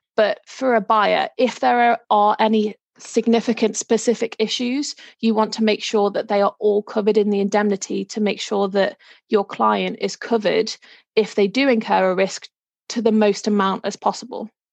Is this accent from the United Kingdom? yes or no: yes; Liverpool, North West England, United Kingdom; moved away as an adult; now in Norfolk, United Kingdom; I am originally from Liverpool, but moved down to Norfolk a few years ago.